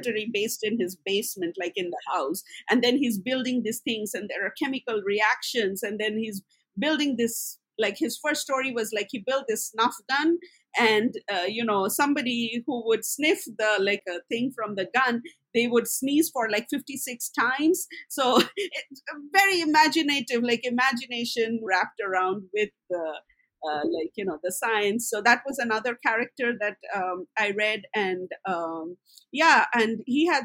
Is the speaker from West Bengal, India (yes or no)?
yes; West Bengal, India; I was born in Bengal